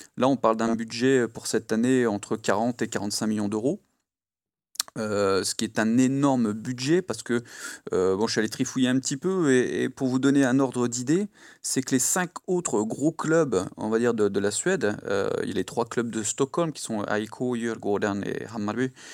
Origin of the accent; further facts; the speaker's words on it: Lille, Hauts-de-France, France; now in Malmö, Sweden; je viens de Lille à la base